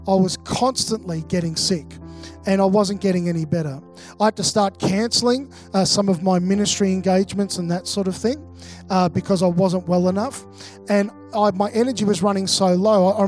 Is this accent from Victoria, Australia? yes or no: yes; Melbourne, Victoria, Australia; moved away as an adult; also born or lived in Mackay; I'm originally from Melbourne. Melbourne's my hometown